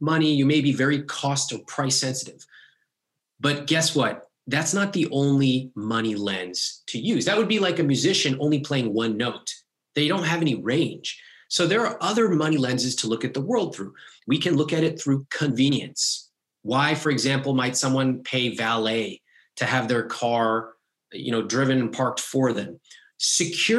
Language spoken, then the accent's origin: English; United States; Growing up in America